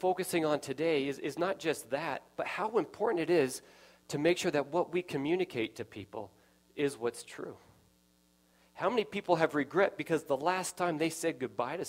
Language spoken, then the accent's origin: English; Nevada, United States; I grew up in Nevada.